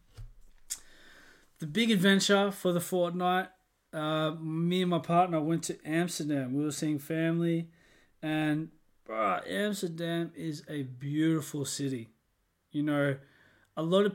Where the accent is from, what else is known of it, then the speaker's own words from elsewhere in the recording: Australia; moved away as an adult; I'm from Australia